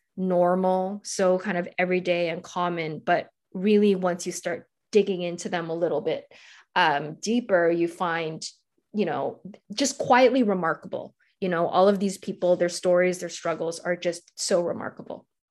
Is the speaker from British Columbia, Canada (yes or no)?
yes; Vancouver, British Columbia, Canada; moved away; I'm originally from Vancouver